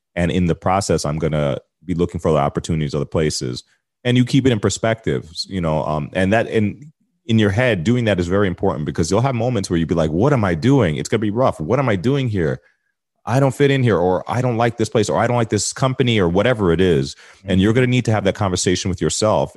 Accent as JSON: {"language": "English", "country": "United States", "moved": "as an adult", "lives_now": "Toronto, Canada", "said": "I'm an American in Canada"}